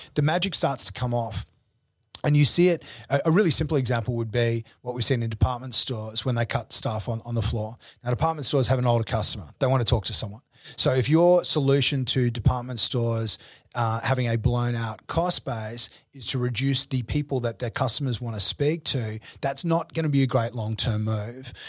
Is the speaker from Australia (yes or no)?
yes; Brisbane, Queensland, Australia; moved away as an adult; also born or lived in New York; I grew up in Brisbane